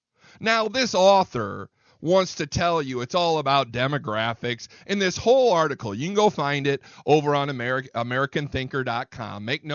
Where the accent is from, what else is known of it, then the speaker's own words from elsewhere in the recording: Indiana, United States; now in Texas, United States; I came from Indiana.